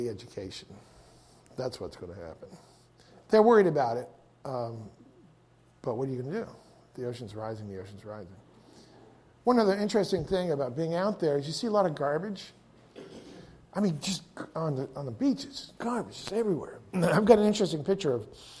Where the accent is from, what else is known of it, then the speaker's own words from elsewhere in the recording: United States; as an American